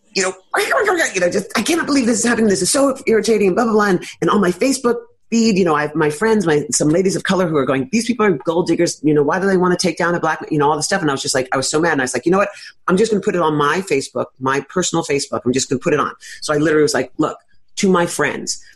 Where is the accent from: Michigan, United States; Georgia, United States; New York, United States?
New York, United States; New York City; I'm a native New Yorker, as I said, born and raised in Greenwich Village